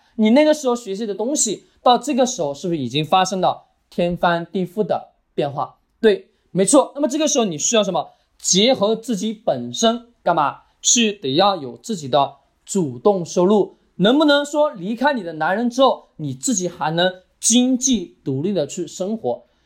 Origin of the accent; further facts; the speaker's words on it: China; 我们中国人